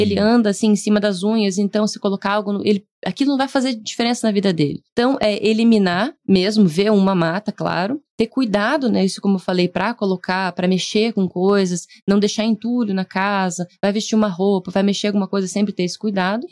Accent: Curitiba, Paraná, Brazil; eu sou curitibana

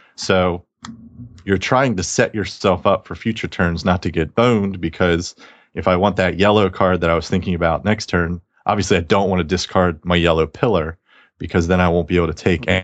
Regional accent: the South, United States; I'm from the South

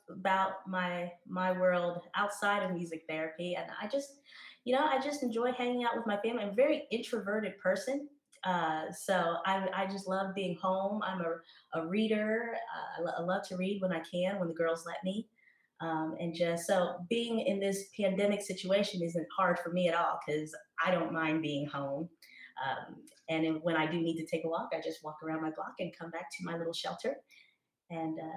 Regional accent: New Jersey, United States; also born or lived in Haiti; was adopted from Haiti when I was two years old with my twin brother. Um, and I grew up in New Jersey with uh, two great, amazing parents and my twin and my little brother

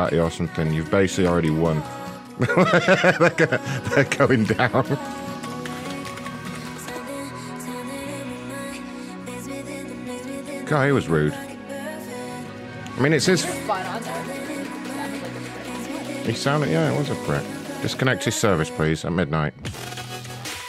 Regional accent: United Kingdom; I'm British

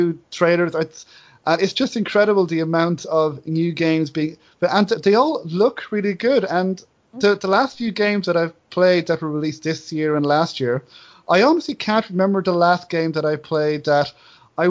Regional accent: Enniscorthy, Leinster, Ireland; my hometown of Enniscorthy

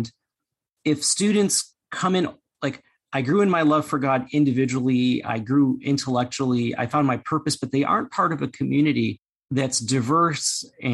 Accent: United States; I'm Chinese American

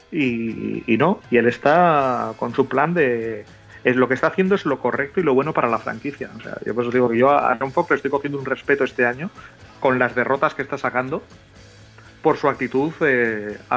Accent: Catalonia, Spain; Como soy catalán.

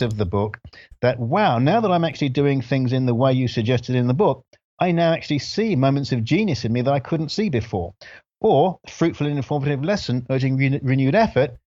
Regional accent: London, United Kingdom; moved away as an adult; also born or lived in Grenada; now in United States; We lived in London, and I grew up in London

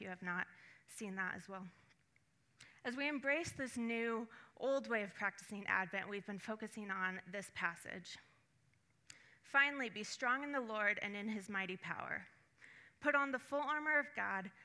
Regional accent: Puget Sound, Western Washington, United States; I grew up mostly in Western Washington near the Puget Sound

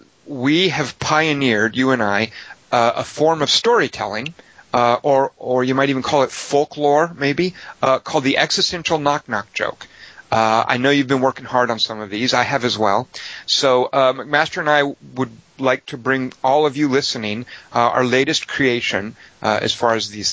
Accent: Los Angeles, California, United States; because I'm here from Los Angeles, you know, and we don't have a lot of cold weather.

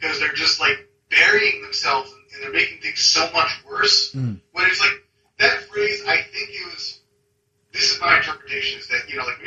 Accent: East Coast, United States; now in California, United States; I'm initially from the East Coast in the United States, where there's seasons and there's snow

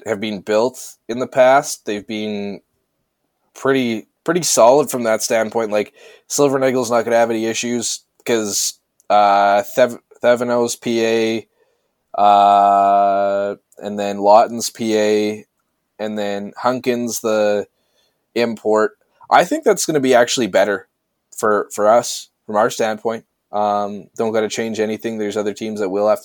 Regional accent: Canada; I'm Canadian

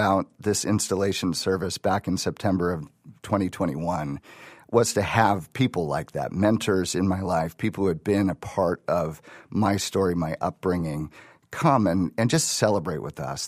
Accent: Wisconsin, United States; also born or lived in Ohio; now in Chicago, United States; I grew up in Wisconsin.

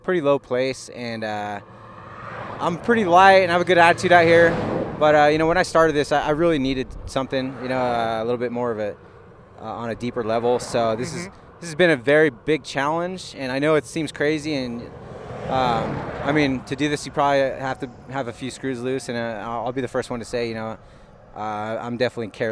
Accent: California, United States; moved away as an adult; I'm from California

